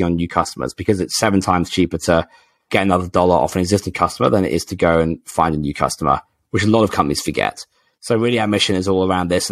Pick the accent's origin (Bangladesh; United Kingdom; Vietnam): United Kingdom; England; I'm English